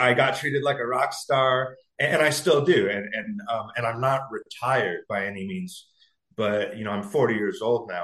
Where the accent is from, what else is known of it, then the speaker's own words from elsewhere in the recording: San Diego, California, United States; moved away as an adult; also born or lived in Los Angeles, California; now in New York, United States; I'm from San Diego originally. So my whole life up to this year has been a California mm-hmm. guy